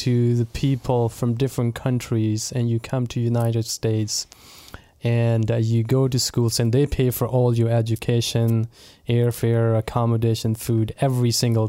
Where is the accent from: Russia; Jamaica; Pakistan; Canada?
Pakistan; Multan, Punjab; Punjab, a province is Punjab, and city called Multan.